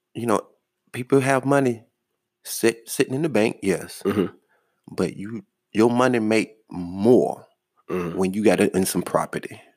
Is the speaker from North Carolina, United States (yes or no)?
yes; Charlotte, North Carolina, United States; I'm from Charlotte